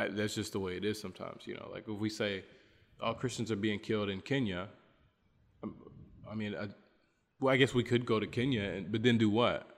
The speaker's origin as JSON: {"language": "English", "country": "United States", "moved": "as an adult", "lives_now": "Bolivia", "said": "as an American person here"}